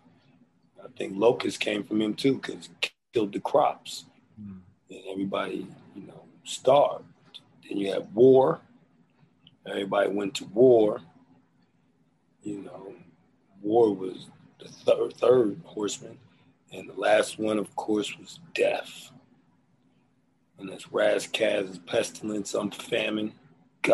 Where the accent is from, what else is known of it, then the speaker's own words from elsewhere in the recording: Philadelphia, Pennsylvania, United States; moved away; also born or lived in Los Angeles; I'm from Philly, so that's embedded in me.